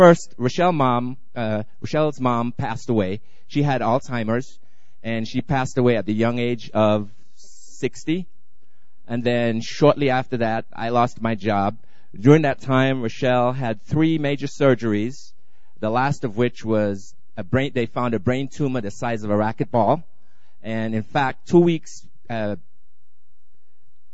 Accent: Antigua & Barbuda; also born or lived in Colorado; now in Dallas, United States; I'm from Antigua originally.

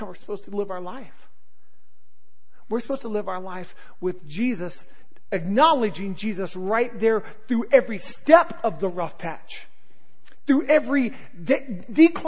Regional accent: Southern California, United States; I grew up in Southern California.

